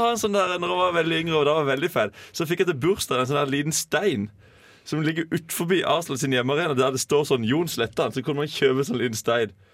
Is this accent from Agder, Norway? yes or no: yes; Holum, Agder, Norway; der jeg kommer fra Holum